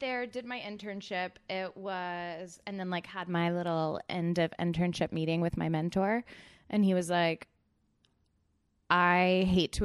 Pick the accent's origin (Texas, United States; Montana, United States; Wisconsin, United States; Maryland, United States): Texas, United States; College Station; accent: central Texas; moved away as an adult; also born or lived in Chicago / San Francisco / Barcelona; now in Los Angeles, United States; I'm from College Station, Texas, which is pretty central.